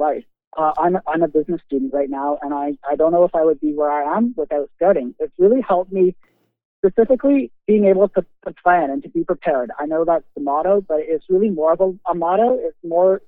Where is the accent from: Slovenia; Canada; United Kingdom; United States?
Canada; Toronto, Ontario; I'm from Toronto, so we don't get a lot of that pure, untouched wilderness